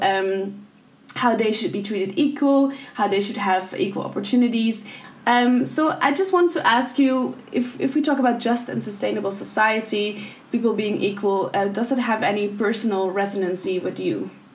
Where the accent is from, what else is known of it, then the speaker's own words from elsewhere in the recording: the East, eastern Netherlands, Netherlands; I'm from the East